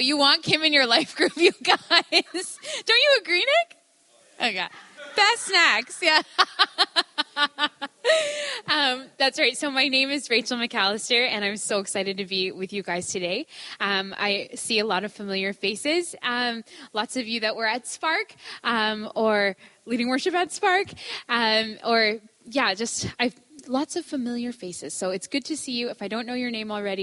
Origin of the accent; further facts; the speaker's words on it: Ontario, Canada; moved away as an adult; now in Fort Langley, Canada; I grew up in Ontario.